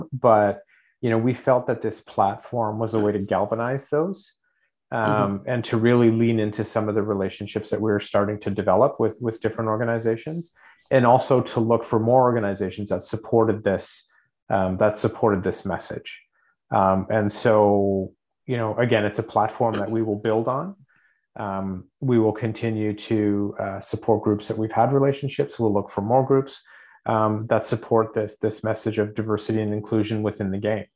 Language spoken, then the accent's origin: English; Canada; our identity as Canadians